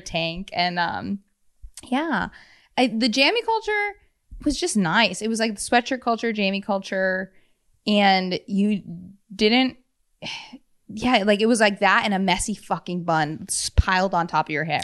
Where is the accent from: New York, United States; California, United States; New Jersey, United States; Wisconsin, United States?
Wisconsin, United States; Madison; I grew up in Madison